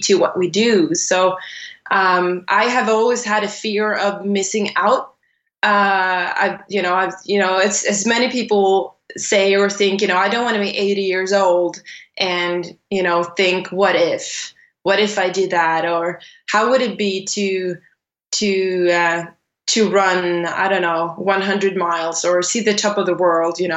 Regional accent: Sweden; I was born and raised in Sweden. I'm Swedish. I was born and raised quite close to the border to Norway, about a few hours from there

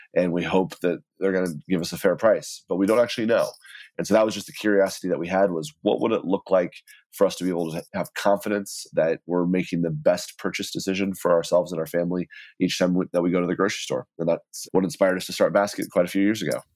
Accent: Texas, United States; now in New York City, United States; I grew up in Texas and my entire family's from the Midwest

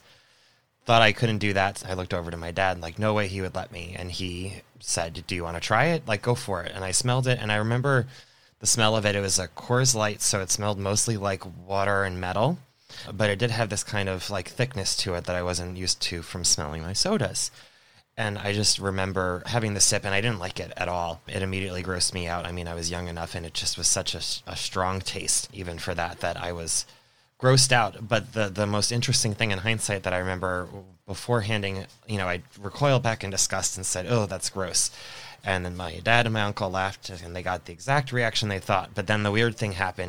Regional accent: Long Island, New York, United States; now in Florida, United States; I am originally from Long Island

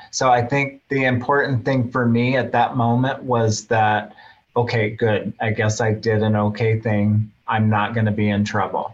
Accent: Fairbanks, Alaska, United States; I grew up in Fairbanks from a young child

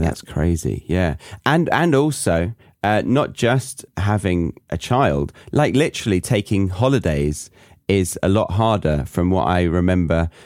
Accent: United Kingdom; moved away as an adult; also born or lived in Ohio, United States / Bavaria, Germany; being British in America or in Ohio particularly, everyone was just like, "Oh my God, your accent. Wow."

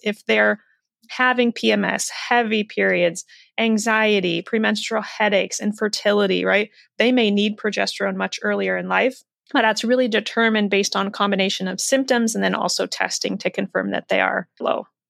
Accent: Iowa, United States; raised in the Midwest in Iowa

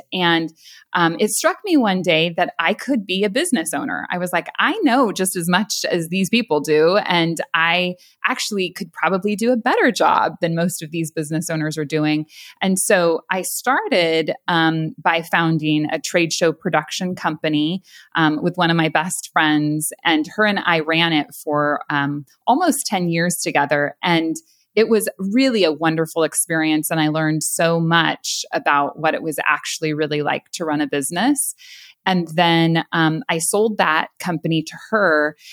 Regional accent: San Luis Obispo County, California, United States; moved away as an adult; now in Florida, United States; I actually grew up in San Luis Obispo County area in California

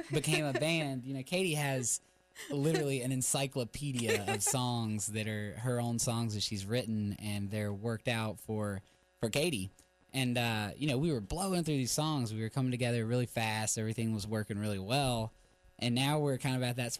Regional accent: Sanford, United States; I'm from Sanford, yay. And I went to school with a guy named Aslan Freeman

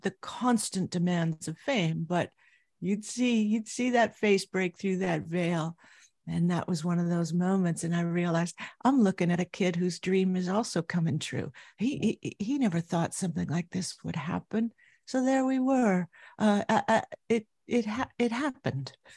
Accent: Anaheim, California, United States; I grew up in Southern California, Anaheim, California, to be specific.

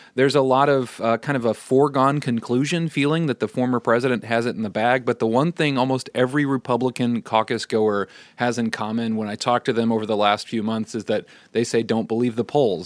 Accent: Iowa-Nebraska border, Midwest, United States; I grew up in the Midwest across the border of Iowa and Nebraska.

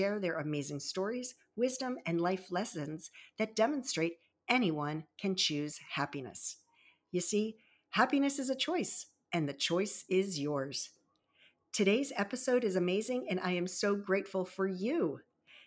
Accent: Baltimore-Annapolis area, Maryland, United States; also born or lived in Virginia Beach, Virginia; I was born in Virginia Beach and raised in the Baltimore-Annapolis area

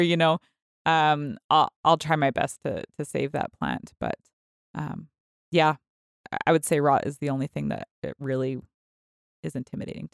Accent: California, United States; moved away; I grew up in California

